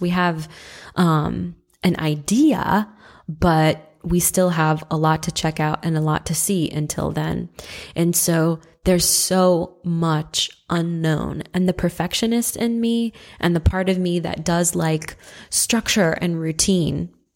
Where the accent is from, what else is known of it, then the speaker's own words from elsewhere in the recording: Midwest, United States; also born or lived in Santa Rosa, California / Atlanta, Georgia; now in Athens, United States; I'm from the Midwest originally